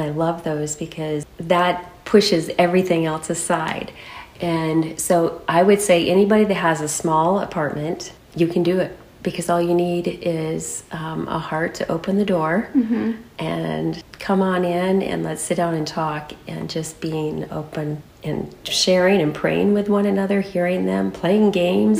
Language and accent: English; Saranac, Michigan, United States; moved away as an adult; now in California, United States; I was born and raised in Saranac, Michigan, on a small farm. And I moved to California the day I got married.